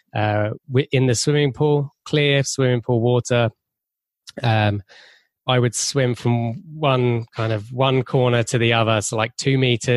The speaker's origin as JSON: {"language": "English", "region": "England", "country": "United Kingdom"}